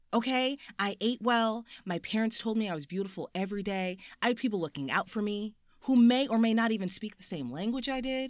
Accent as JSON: {"language": "English", "town": "South Orange", "region": "New Jersey", "country": "United States", "tie": "born or raised there", "said": "I'm from South Orange, New Jersey, which is, like, a quaint little suburb fifteen minutes outside of Manhattan by train"}